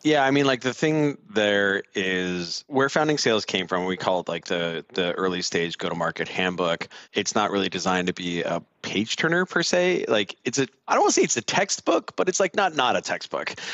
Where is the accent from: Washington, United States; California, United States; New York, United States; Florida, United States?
California, United States; Southern; accent: Southern California; I'm from I'm from Southern California